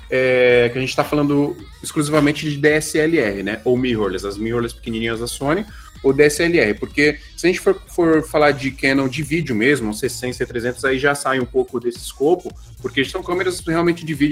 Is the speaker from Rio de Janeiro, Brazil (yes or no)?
yes; Rio de Janeiro, Brazil; Nascido e criado em Realengo.